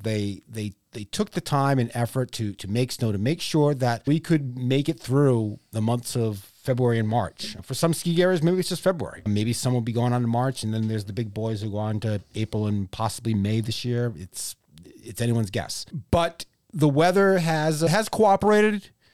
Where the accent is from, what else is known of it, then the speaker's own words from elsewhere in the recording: Stowe, Vermont, United States; also born or lived in North Conway, New Hampshire; I grew up in Stowe somewhat